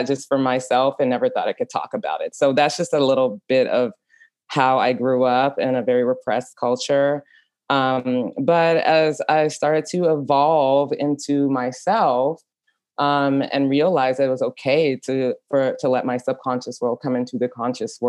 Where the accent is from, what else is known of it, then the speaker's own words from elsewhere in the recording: Dallas, Texas, United States; moved away as an adult; also born or lived in Europe; growing up in Dallas is very repressive. I grew up in a Trinidadian family that migrated to Dallas